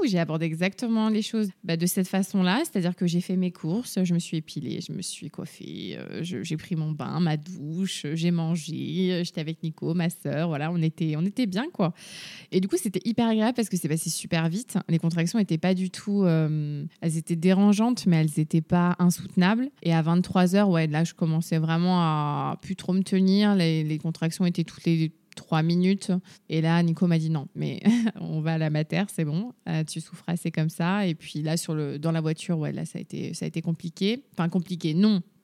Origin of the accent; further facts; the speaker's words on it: Rennes, Brittany, France; je viens de Rennes, j'ai 29 ans